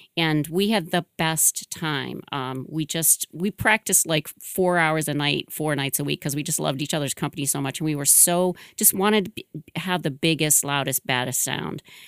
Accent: Michigan, United States; moved away as an adult; now in Boston, United States; I'm originally from Michigan

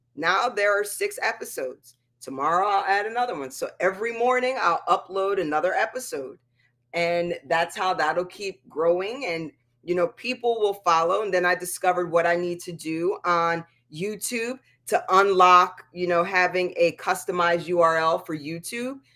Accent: East Coast, United States; moved away; I'm from the East Coast where you can get in a car and drive forty-five minutes to an hour to get to a beach

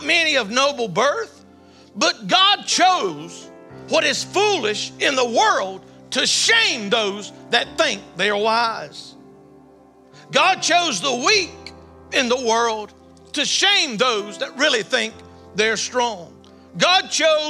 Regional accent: the South, United States; I'm from the South.

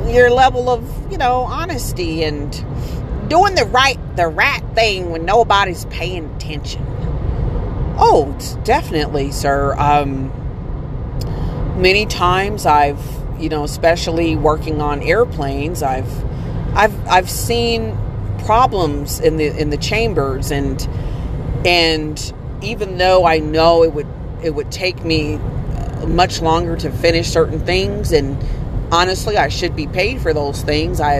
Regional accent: East St. Louis, Illinois, United States; also born or lived in Aurora, Colorado / Detroit; growing up in East St. Louis and having to move to to uh, Aurora, Colorado, and then going back to Detroit

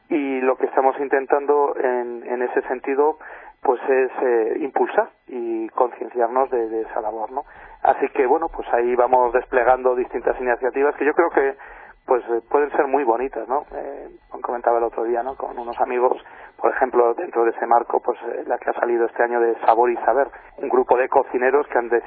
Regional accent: Navarre, Spain; yo, soy, de Navarra.

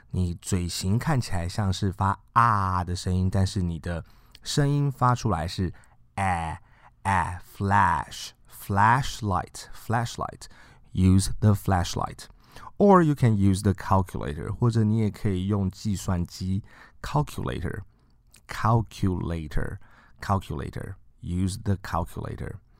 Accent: China; 我们中国人

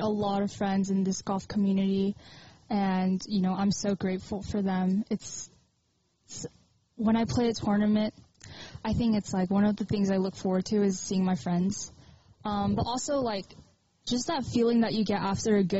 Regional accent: Southern California, United States; I'm from SoCal

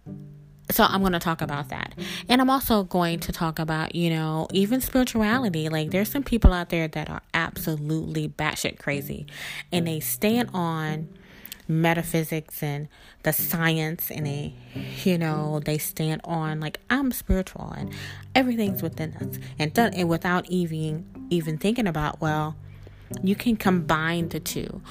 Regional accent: South Mississippi, United States; I was brought up as a Christian in South Mississippi

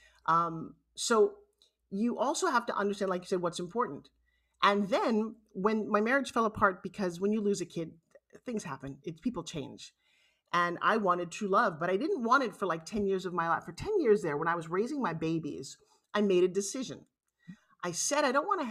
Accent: New York, United States; I'm from New York

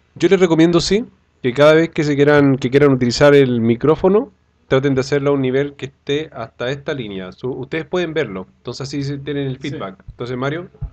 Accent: Chillán, Ñuble, Chile; moved away as an adult; now in Santiago, Chile; yo soy oriundo de Chillán

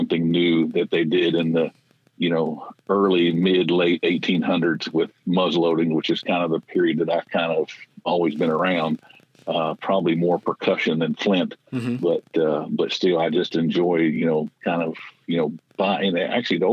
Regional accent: Tennessee, United States; I am from Tennessee

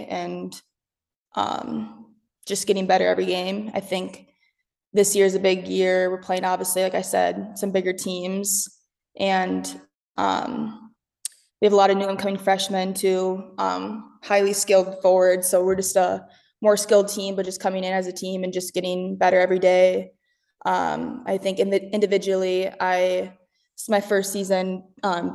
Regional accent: Rochester, Minnesota, United States; moved away as an adult; also born or lived in Twin Cities, Minnesota / Faribault, Minnesota; I grew up in Rochester, Minnesota

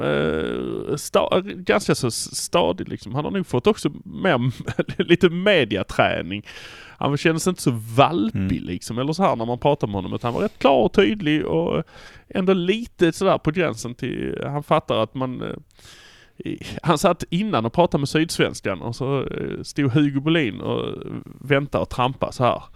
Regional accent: Malmö, Skåne, Sweden; vi är från Malmö

